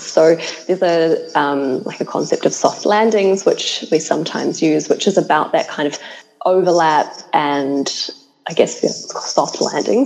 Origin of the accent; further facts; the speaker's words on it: New Zealand; I'm from New Zealand